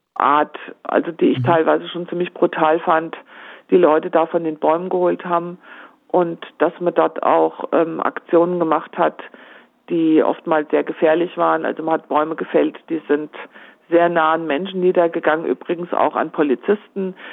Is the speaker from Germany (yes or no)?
yes; Homberg, Hesse, Germany; meine Heimatstadt Homberg Ohm